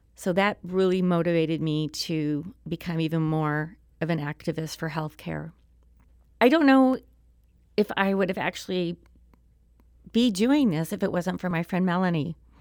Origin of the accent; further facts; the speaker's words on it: Springfield, Missouri, United States; moved away as an adult; also born or lived in Harrison, Arkansas / Tulsa, Oklahoma; now in Maryland Heights, United States; that moved me to Springfield, Missouri. And, uh, I lived there, f, you know, through high school